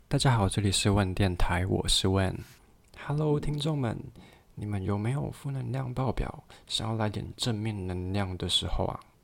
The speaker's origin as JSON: {"language": "Chinese", "region": "Taipei", "country": "Taiwan", "tie": "born or raised there", "also_born_or_lived": "Kaohsiung", "moved": "as an adult", "said": "我是一个台北人，我从小到大，其实家里并不是特别的富裕"}